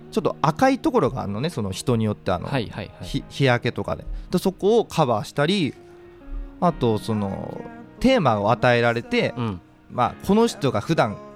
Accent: Okinawa, Japan; 僕沖縄出身なんで

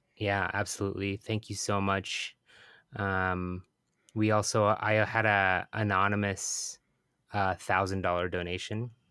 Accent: Bremerton, Washington, United States; moved away; my hometown of Bremerton

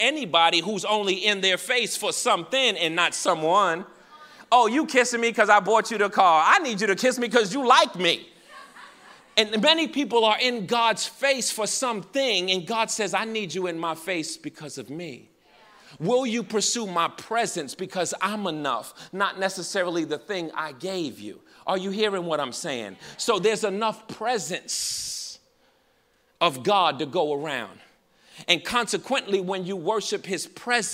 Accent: New York, United States; I'm from New York.

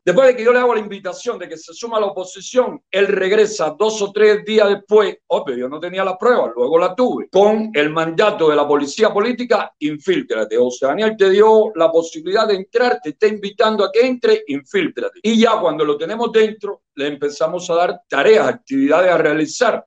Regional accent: Palmarito de Cauto, Santiago de Cuba, Cuba; moved away; vivía en Palmarito de Caut que es mi pueblito, es mi zona

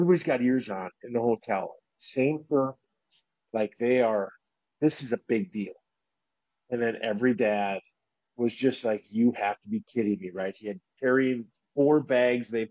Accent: Wisconsin, United States; I was from Wisconsin

